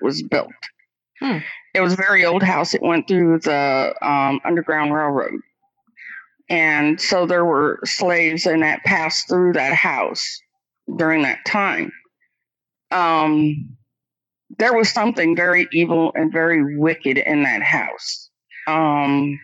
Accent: Quincy, Illinois, United States; moved away; my hometown in Quincy, Illinois

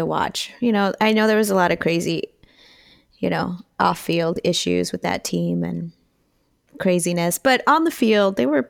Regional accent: El Paso, Texas, United States; I grew up in El Paso

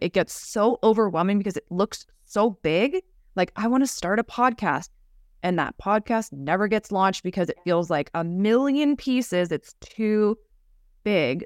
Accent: United States; growing up in America, in our culture

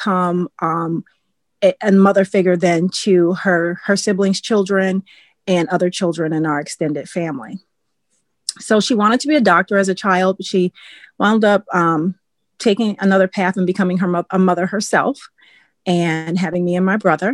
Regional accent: Milwaukee, Wisconsin, United States; I live in Wisconsin, and I was born and raised in Milwaukee, which is the larger city in Wisconsin

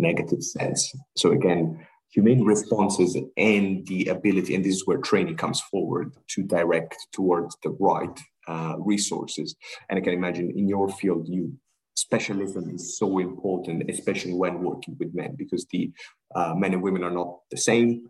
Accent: Sri Lanka; I'm originally from Sri Lanka. My parents are from Sri Lanka

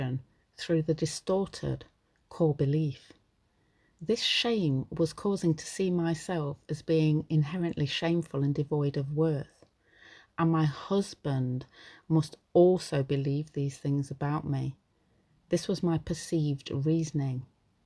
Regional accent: United Kingdom; I'm British, so I live in the UK

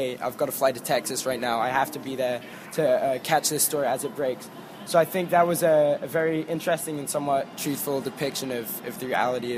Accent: London, United Kingdom; I'm from London.

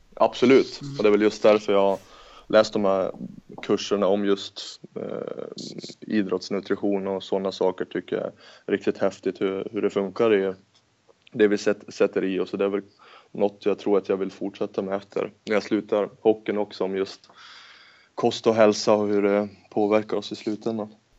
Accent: Norrland, Sweden; jag är norrlänning också

